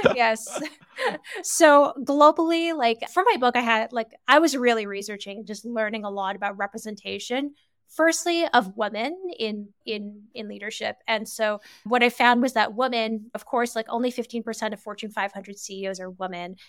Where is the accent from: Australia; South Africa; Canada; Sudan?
Canada; moved away as an adult; also born or lived in United Kingdom / France / China / Singapore; I'm originally born and raised in Canada